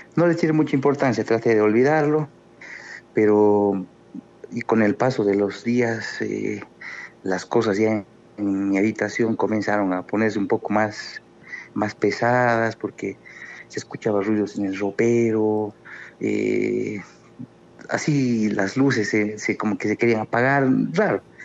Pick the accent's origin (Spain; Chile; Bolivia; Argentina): Bolivia; now in Cochabamba, Bolivia; soy de Bolivia